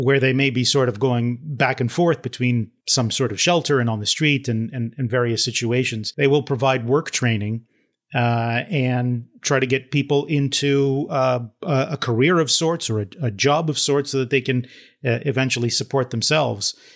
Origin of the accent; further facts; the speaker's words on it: Toronto, Ontario, Canada; I grew up in Toronto